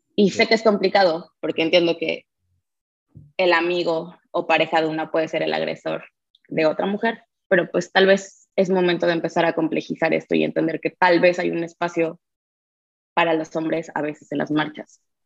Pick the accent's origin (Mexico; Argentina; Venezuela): Mexico; ser mujer en México